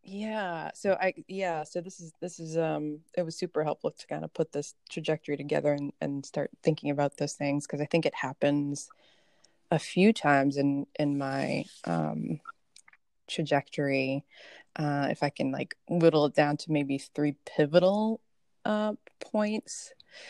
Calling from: New Hampshire, United States; I use the she, she's pronouns. Calling in from New Hampshire, also known as the land of the Wabanaki people.

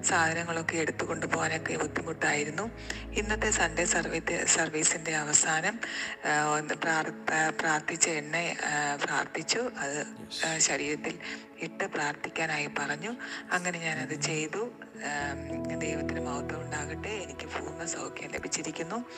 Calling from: Thiruvananthapuram, Kerala, India; ഞാൻ തിരുവനന്തപുരത്തു നിന്നാണ് സംസാരിക്കുന്നത്

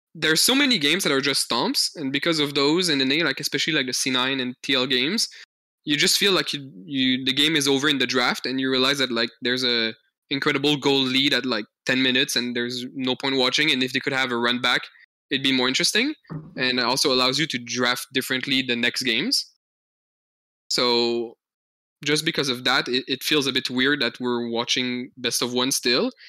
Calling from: Montreal, Quebec, Canada; I'm calling from Montreal, Canada

